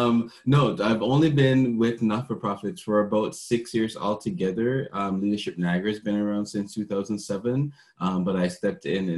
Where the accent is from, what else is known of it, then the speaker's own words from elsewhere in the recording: Jamaica; now in Canada; So I moved from Jamaica to be here in Canada to pursue culinary arts.